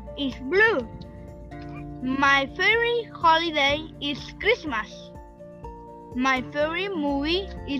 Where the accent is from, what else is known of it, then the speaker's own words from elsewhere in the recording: Chile; English is a second language; I am from Chile. I'm grade 5. I am 10 years old.